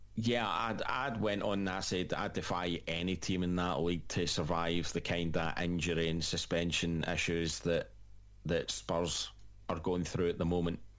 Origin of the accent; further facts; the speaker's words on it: Scotland, United Kingdom; as a Scot